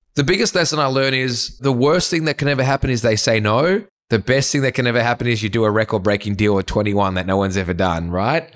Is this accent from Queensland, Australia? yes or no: no; Sydney, New South Wales, Australia; I grew up in the North Shore. So if you're not from Sydney, it's not the glitz and glam of the eastern suburbs